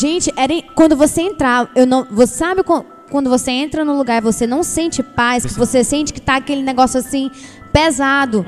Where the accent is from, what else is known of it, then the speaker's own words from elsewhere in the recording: Maranhão, Brazil; moved away as an adult; now in Belém, Brazil; eu sou do Maranhão. Eu vim pra Belém Vixe. pra estudar.